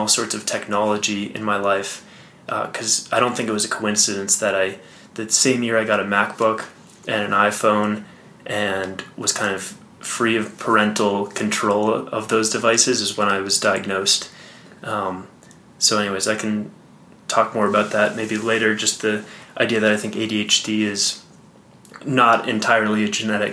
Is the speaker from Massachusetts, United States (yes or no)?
yes; Boston, Massachusetts, United States; moved away as an adult; also born or lived in Connecticut; now in Colorado, United States; Grew up outside of Boston.